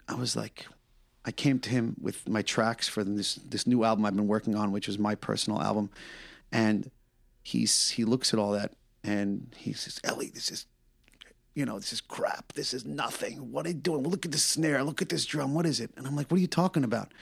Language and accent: English; New York, United States; I'm a New Yorker